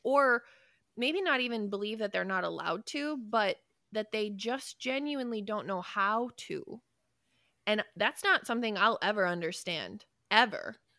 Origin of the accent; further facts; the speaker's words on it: United States; I love being an American. I love this country